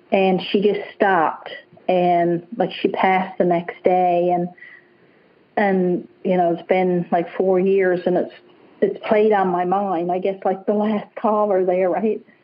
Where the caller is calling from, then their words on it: British Columbia, Canada; yes, yeah, I'm in British Columbia